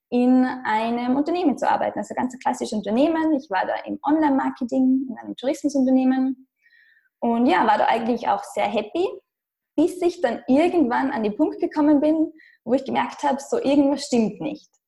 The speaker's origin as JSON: {"language": "German", "country": "Austria", "moved": "yes", "said": "Ich komme ursprünglich aus Österreich, was man wahrscheinlich unschwer hören kann."}